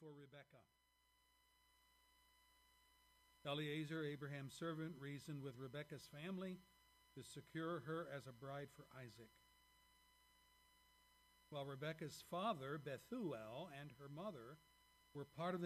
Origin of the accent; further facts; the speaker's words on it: Pennsylvania, United States; now in Lapeer, United States; my home state and home city of Pennsylvania